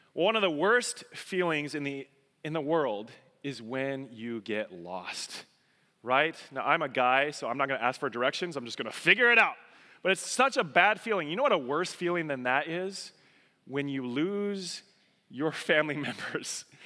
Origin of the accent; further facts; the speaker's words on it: Colorado, United States; moved away; I'm a Colorado boy